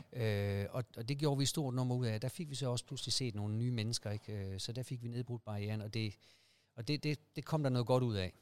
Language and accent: Danish; Aarhus, Central Denmark Region, Denmark; Jeg er oprindeligt fra Aarhus